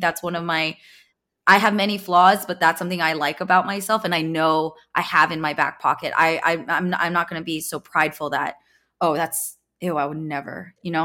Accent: Bay Area, California, United States; I'm a Silicon Valley baby, I grew up in the Bay Area

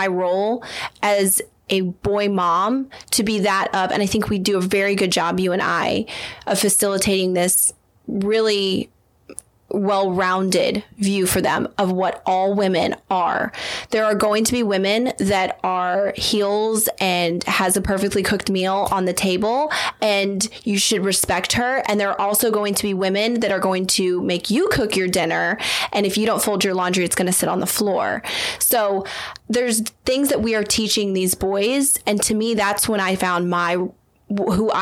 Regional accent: the South, United States; I was raised in the South, my mom and my mom's family are from the North.

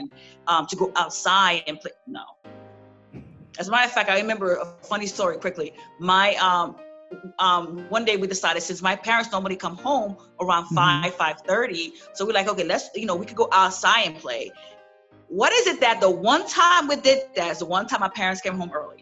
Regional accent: New York City, New York, United States; also born or lived in Haiti; I grew up in Brooklyn, Flatbush area

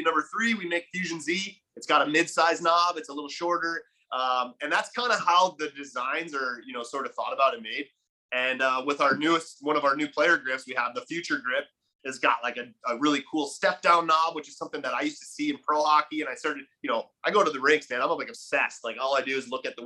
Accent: Buffalo, New York, United States; moved away as an adult; now in Puerto Rico; I grew up in Buffalo

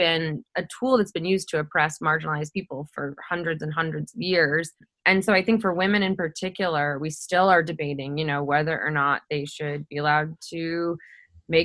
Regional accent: Midwest, United States; my hometown in the Midwest here in the States

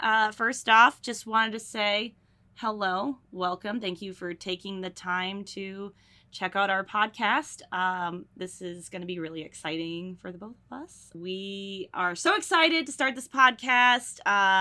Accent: North Carolina, United States; also born or lived in Burlington, Connecticut; I currently reside in North Carolina, just south of Raleigh. I've lived here most of my life, but I was born in Connecticut, specifically Burlington, Connecticut. But we moved down here when I was like 2 years old.

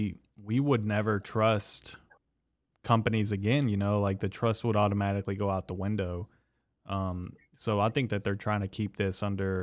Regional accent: United States; not only as an American, but just as a human being

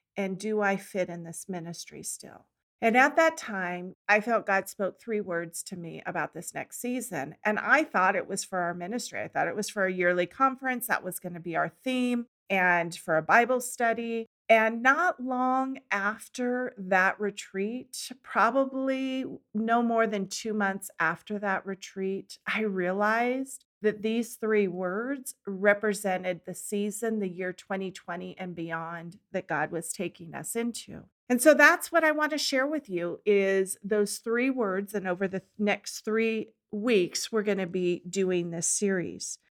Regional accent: California, United States; moved away as an adult; also born or lived in Washington State; I grew up in California by the beach

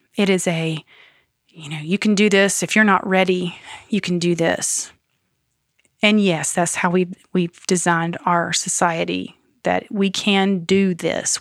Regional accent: Greenville, United States; also born or lived in North Carolina / Savannah / Florence; now in Asheville, United States; when I grew up in Greenville

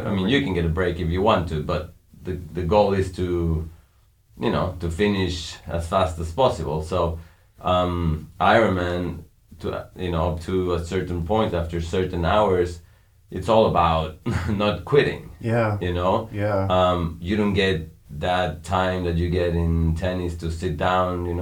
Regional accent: Mexico; We grew up in Mexico, up in the mountains

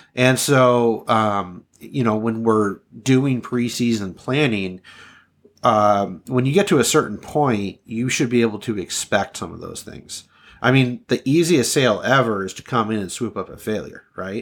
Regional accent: Southern California, United States; moved away as an adult; also born or lived in Upper Peninsula of Michigan; I was born and raised in Southern California.

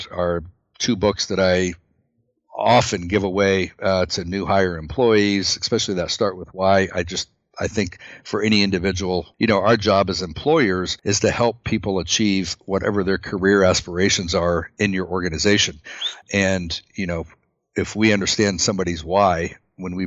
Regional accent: United States; We're both American made

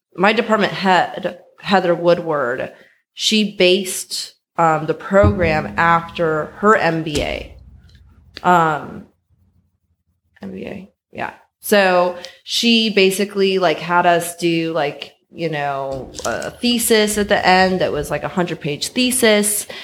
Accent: San Francisco, California, United States; born and raised in San Francisco

